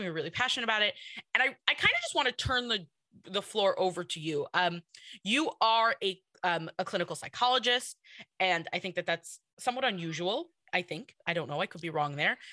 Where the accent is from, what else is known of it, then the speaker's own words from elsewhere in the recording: New York City, New York, United States; I'm in Kew Garden Hills